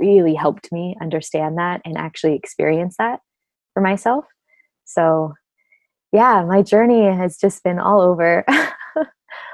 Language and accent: English; Orange County, Southern California, United States; I grew up in Southern California, Orange County, suburban little neighborhood